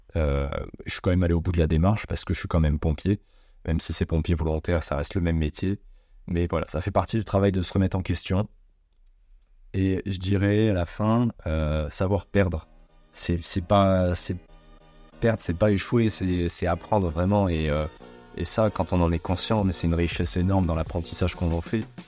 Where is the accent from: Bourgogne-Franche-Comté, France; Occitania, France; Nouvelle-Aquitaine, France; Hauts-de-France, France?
Hauts-de-France, France; Amiens; moved away; also born or lived in Montpellier / Clermont-Ferrand / Lyon; je suis né, moi, donc, dans la Somme, en Picardie, à Amiens. Euh, pour ceux qui connaissent pas, entre Lille et Paris, voilà, c'est en plein milieu. Euh, je suis né là-bas